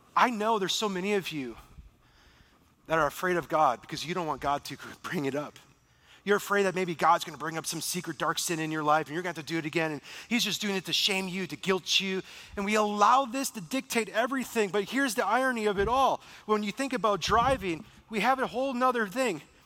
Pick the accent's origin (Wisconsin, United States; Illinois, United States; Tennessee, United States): Wisconsin, United States; Beaver Dam; moved away; I'm afraid to go back to my hometown. I'm afraid to go back to Beaver Dam, Wisconsin